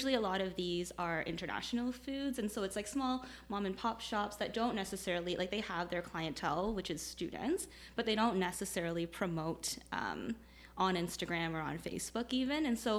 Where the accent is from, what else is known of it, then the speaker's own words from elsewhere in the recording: Toronto, Ontario, Canada; moved away as an adult; also born or lived in Kitchener-Waterloo; now in Kitchener, Canada; I grew up in Toronto, so I moved here when I started university.